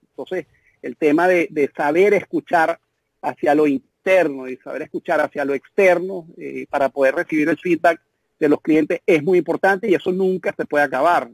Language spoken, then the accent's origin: Spanish; Venezuela; nosotros como emprendedores venezolanos tenemos un hándicap muy grande, que es que venimos de un país que está eh, hecho pedazos